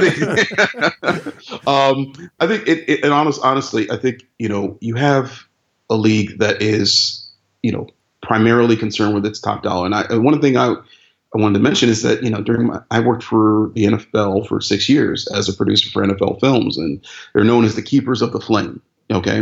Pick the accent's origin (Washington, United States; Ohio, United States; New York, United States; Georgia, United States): Ohio, United States; Cleveland; my hometown, Cleveland